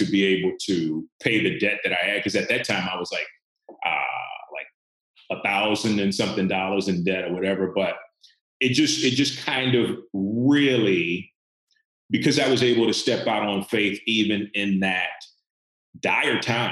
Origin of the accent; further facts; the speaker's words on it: the Bible Belt in the Deep South, United States; I grew up in the Bible Belt in the Deep South